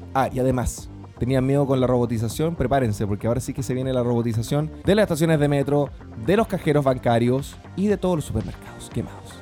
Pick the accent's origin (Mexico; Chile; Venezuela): Chile; yo soy de Chile